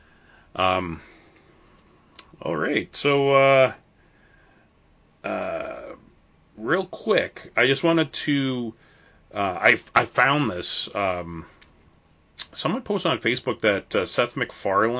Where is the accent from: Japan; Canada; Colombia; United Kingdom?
Canada; I'm a Canadian